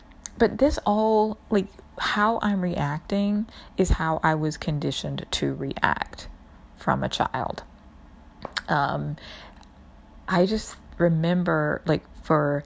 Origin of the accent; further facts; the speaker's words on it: New York, United States; especially as a New Yorker